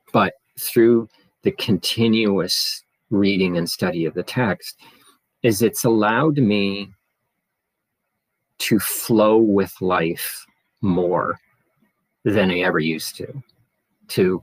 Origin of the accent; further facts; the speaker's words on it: Nova Scotia, Canada; now in Ottawa, Canada; I was born and raised in Nova Scotia, Canada, a coastal province, and now living in Ottawa, and I have been for more than 25 years now.